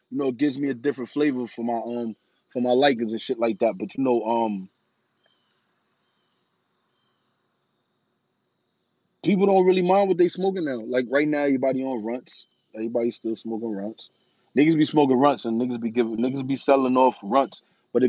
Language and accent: English; New York City, New York, United States; I come from New York City